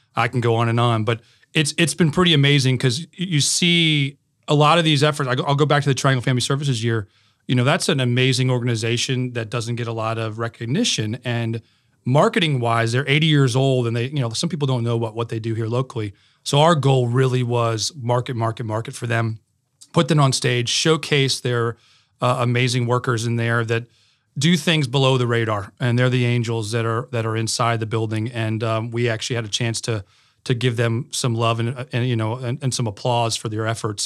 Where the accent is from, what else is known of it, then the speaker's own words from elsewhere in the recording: Connecticut, United States; now in Raleigh, United States; I grew up in Connecticut